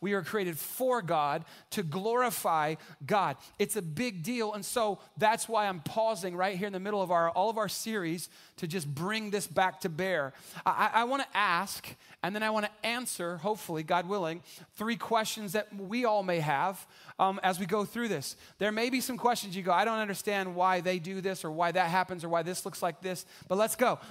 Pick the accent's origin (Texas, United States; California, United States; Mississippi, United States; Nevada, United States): Texas, United States; San Antonio; I grew up here in San Antonio